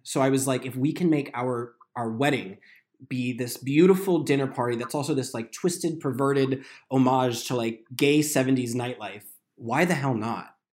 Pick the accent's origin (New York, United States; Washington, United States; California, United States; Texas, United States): New York, United States; now in Los Angeles, United States; I'm from New York. We live in L